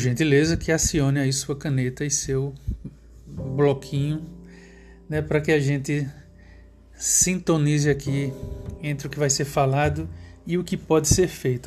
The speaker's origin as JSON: {"language": "Portuguese", "region": "Pernambuco", "country": "Brazil", "tie": "born or raised there", "said": "o estado de Pernambuco, que é onde eu nasci"}